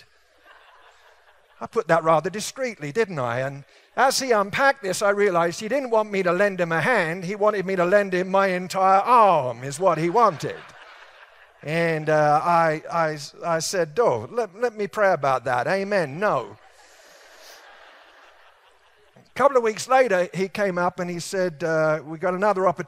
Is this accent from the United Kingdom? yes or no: yes; England, United Kingdom; moved away; I was raised in England